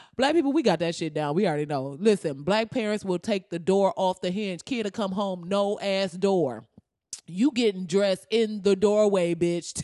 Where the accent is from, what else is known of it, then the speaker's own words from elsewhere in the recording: Flint, Michigan, United States; I'm from Flint, Michigan